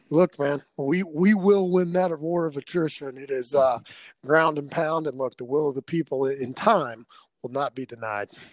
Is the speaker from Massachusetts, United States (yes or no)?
no; Arlington, Texas, United States; also born or lived in Dallas, Texas; now in Denver, United States; I was actually born in Dallas, raised in Arlington